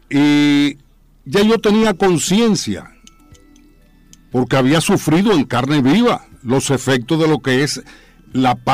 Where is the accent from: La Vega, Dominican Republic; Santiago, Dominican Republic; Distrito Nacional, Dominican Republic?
Distrito Nacional, Dominican Republic; Santo Domingo; yo no solamente nací en San Carlos, yo nací en las cinco esquinas. Abreu número 57